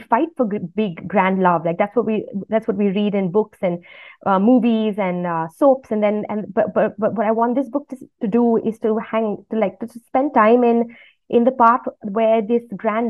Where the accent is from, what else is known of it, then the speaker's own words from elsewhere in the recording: India; growing up in India, I had that sense that I was in a part of the world that was rising